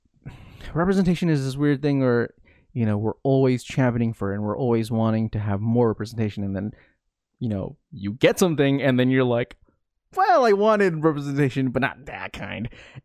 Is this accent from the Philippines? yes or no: yes; Philippines; there are a lot of aspects to being Filipino that I think I could vibe with in terms of how we are represented.